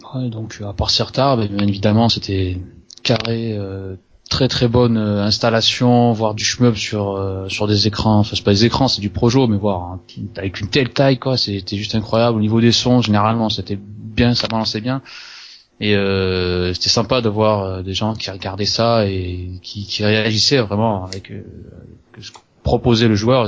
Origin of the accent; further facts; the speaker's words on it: Toulouse, Occitania, France; je viens de Toulouse